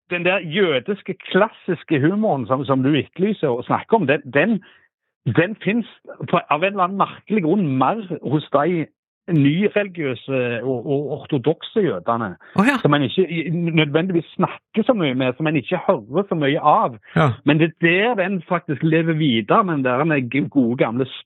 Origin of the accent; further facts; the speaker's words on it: Norway; Jeg sa jeg, jeg kom fra Norge, jeg skulle intervjue deg om noe.